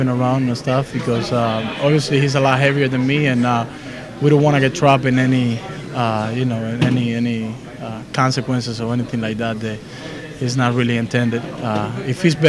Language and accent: English; Cuba; moved away; I'm a wrestler from Cuba.